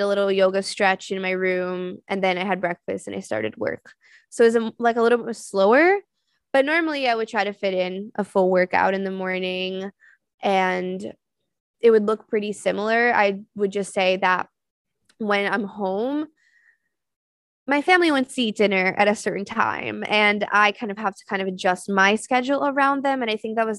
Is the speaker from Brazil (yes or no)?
yes; São Paulo, Brazil; also born or lived in Florida; now in New York, United States; I grew up in Sao Paulo in Brazil. So I grew up in a big city